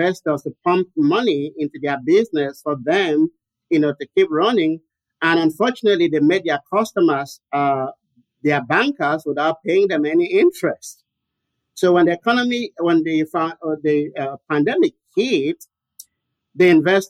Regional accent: Cameroon; now in United States; So I was born and raised in Cameroon, which is in West Africa.

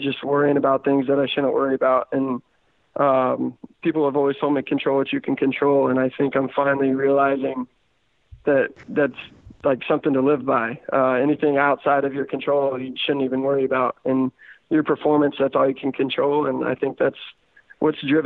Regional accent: Seymour, Indiana, United States; He's actually from my hometown. It's about my hometown

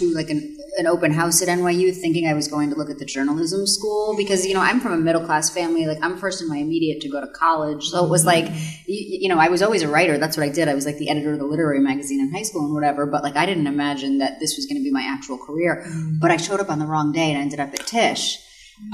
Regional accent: Connecticut, United States; And I'm from Connecticut, from just across the Long Island Sound. So, like, I, you know, grew up around there. And it felt like home to me.

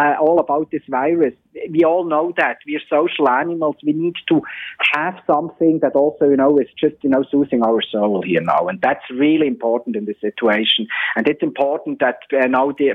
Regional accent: Switzerland; moved away; my home country, Switzerland

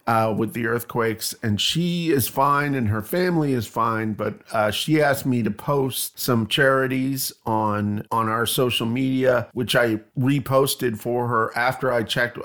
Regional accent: Canada; moved away as an adult; also born or lived in Toronto, Canada; now in Bloomington, United States; I am Canadian.

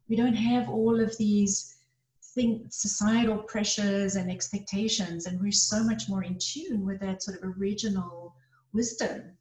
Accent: South Africa; now in United States; I came to the US from South Africa.

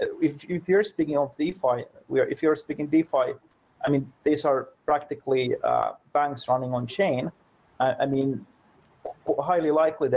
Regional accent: Finland; I come from Finland, which is a small country in the Nordics

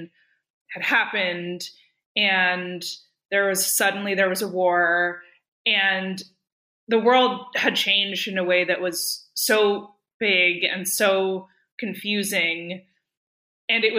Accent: Berkeley, California, United States; I grew up in Berkeley

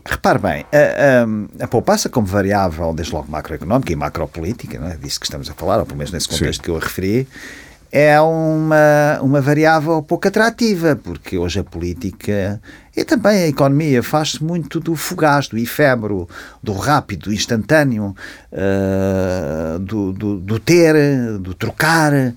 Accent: Ílhavo, Aveiro District, Portugal; eu vivia em Ilhavo onde nasci

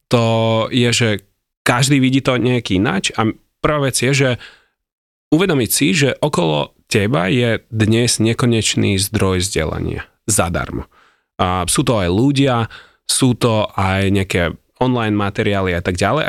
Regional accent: Ukraine; Slovak is a second language; now in Slovakia; ja som Ukrajinec

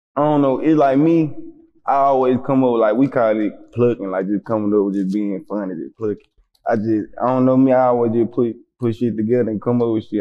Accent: Memphis, Tennessee, United States; moved away as an adult; now in Atlanta, United States; South Memphis. On my side, I'm from South Memphis.

